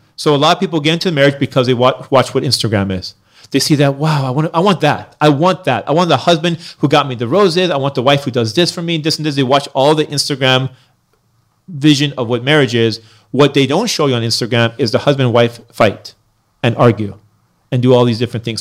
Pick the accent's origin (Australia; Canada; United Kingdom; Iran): Iran; now in United States; I was born in Iran. Then I came to America